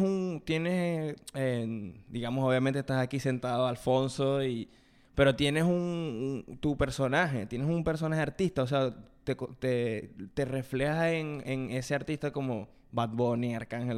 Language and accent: Spanish; Venezuela; en Venezuela, desde donde yo vengo, que bueno, que venimos los dos de Venezuela, pero somos de dos ciudades distintas